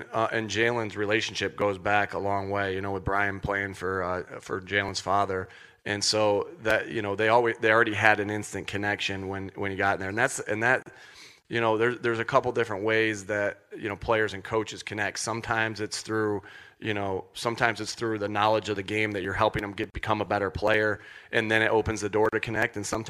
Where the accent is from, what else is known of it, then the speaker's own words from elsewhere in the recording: Jamestown, New York, United States; because it's the moment that I remember most as a kid growing up near Jamestown, York, near the Buffalo area.